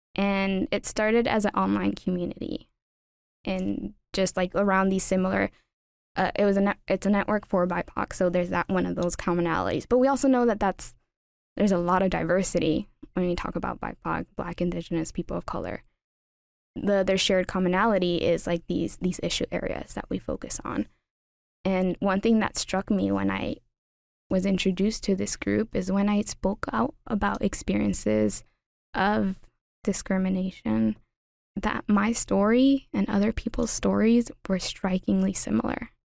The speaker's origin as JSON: {"language": "English", "town": "Los Angeles", "region": "California", "country": "United States", "tie": "born or raised there", "moved": "as an adult", "lives_now": "Upper Valley, United States", "said": "growing up in Los Angeles, and specifically East L"}